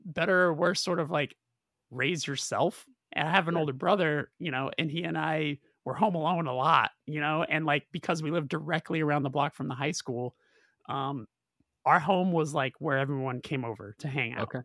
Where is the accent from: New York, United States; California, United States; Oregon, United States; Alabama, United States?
California, United States; Burbank; being in Burbank, growing up in Burbank, California